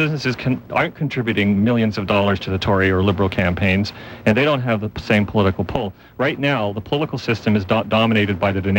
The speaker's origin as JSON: {"language": "English", "country": "Canada", "said": "I'm a Canadian"}